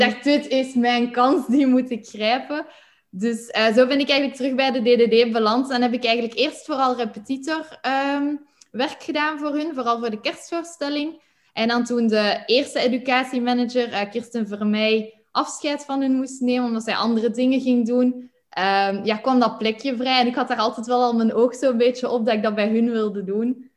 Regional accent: Flanders, Belgium; moved away as an adult; also born or lived in Netherlands; zoals je het hoort, kom ik uit Vlaanderen.

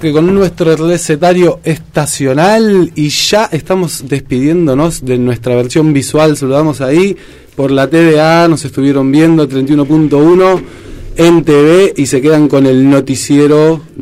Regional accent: Córdoba, Argentina; de Córdoba. Soy de Córdoba.

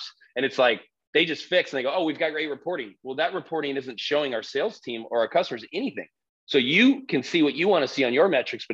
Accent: Southern California, United States; we grew up here in Southern California

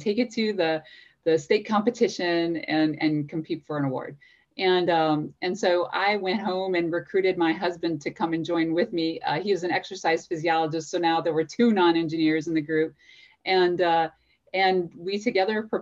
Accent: Louisiana, United States; I grew up in Louisiana

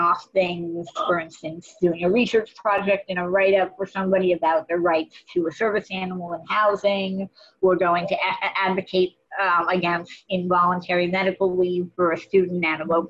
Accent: Los Angeles, California, United States; moved away as an adult; now in Massachusetts, United States; I grew up in Los Angeles and eventually came over to Massachusetts for college and law school

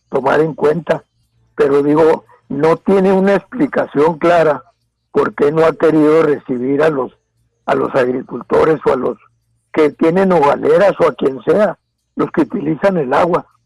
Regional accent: Mexico; la parte de ciudadanos que, que estamos en en el estado de Chihuahua, también somos mexicanos

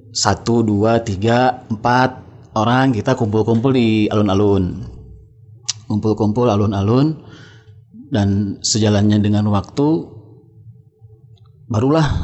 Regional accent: Cimahi, West Java, Indonesia; NR kita orang Cimahi ke Bandung habis maghrib malam-malam

